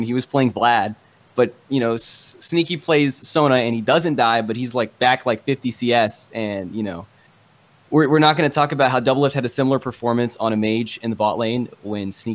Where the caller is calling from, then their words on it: Sterling, Virginia, United States; I'm calling from Sterling, Virginia